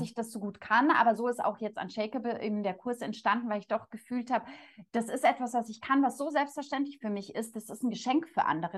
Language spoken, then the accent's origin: German; Munich, Bavaria, Germany; komme ich aus München